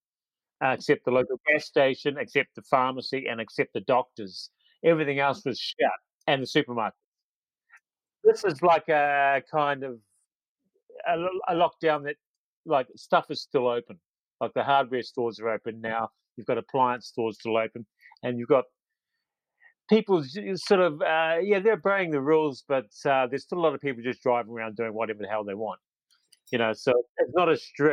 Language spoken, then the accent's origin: English; Auckland, New Zealand; born or raised there; moved away as an adult; also born or lived in Wellington, New Zealand; now in Ireland